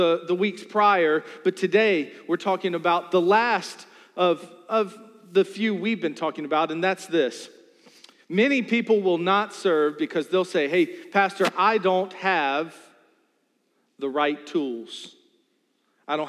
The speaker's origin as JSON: {"language": "English", "area": "New Kent County", "region": "Virginia", "country": "United States", "said": "I'm from New Kent County"}